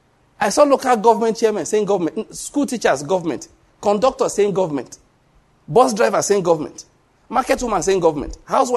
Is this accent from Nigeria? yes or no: yes; Nigeria; I was able to show them that I came from Nigeria, yes, but I have something in my brain.